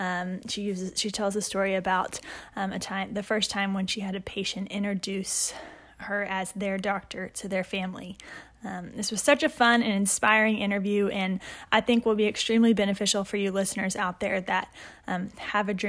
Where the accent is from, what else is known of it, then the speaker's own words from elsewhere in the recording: Conroe, Texas, United States; I myself graduated from there